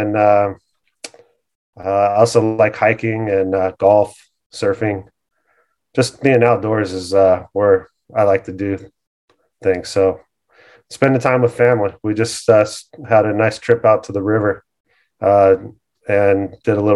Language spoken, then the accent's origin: English; Costa Mesa, California, United States; I grew up in Costa Mesa, finished high school there